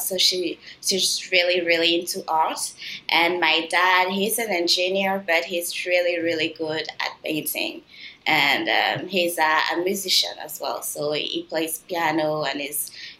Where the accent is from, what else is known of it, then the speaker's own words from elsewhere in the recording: south of France, France; accent: mix of French and Canadian; also born or lived in Benin / Quebec, Canada; A mix of both, because I was born in Benin in West Africa, and then we moved to France because my dad is French, and then we moved to, but we were in the south of France, so it's a different accent. It's not like a Parisian accent.